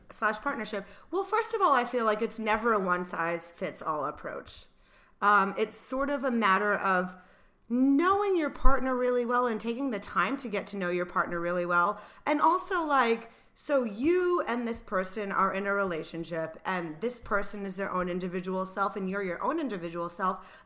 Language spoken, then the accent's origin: English; Rhode Island, United States; moved away; Same for me in Rhode Island